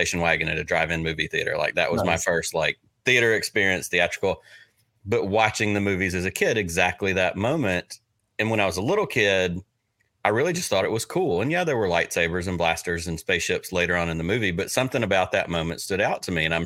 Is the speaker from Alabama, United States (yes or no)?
yes; Selma, Alabama, United States; I grew up in Selma, Alabama